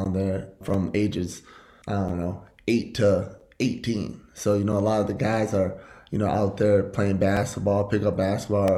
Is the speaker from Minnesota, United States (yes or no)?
yes; St. Paul, Minnesota, United States; I'm from St. Paul, Minnesota, born and raised